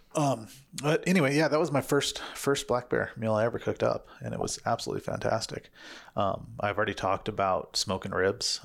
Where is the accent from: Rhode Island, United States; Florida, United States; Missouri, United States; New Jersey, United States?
Missouri, United States; now in Arizona, United States; I grew up in Sugar Country, Missouri